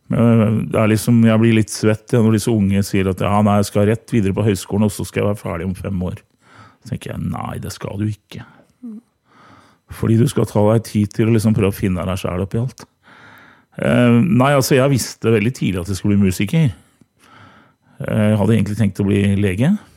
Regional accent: Hamar, Innlandet, Norway; moved away; så er jeg gammel korpsgutt fra Hamar

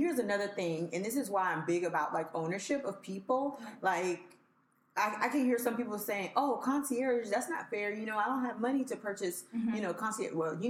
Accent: Miami, Florida, United States; moved away; also born or lived in Haiti; I'm from Miami.

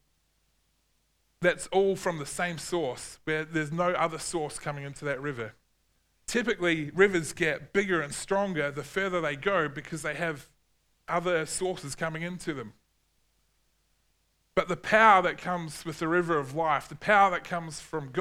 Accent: New Zealand; growing up in New Zealand

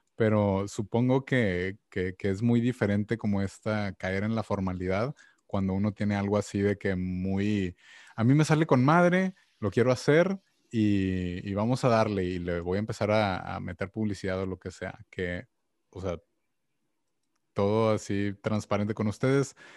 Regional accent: Mexico; como mexicano

